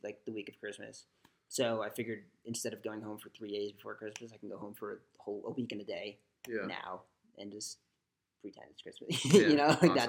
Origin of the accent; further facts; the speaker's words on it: Rhode Island, United States; moved away; I'm from Rhode Island